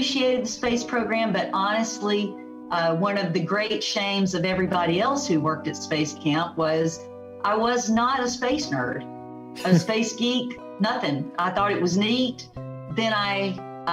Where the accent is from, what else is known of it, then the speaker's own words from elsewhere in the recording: Aberdeen, Mississippi, United States; also born or lived in Fort Walton Beach, Florida; now in Huntsville, United States; I'm from Aberdeen